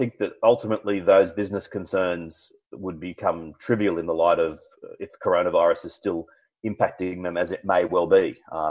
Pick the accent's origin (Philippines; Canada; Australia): Australia; As an Australian, I'm very happy with this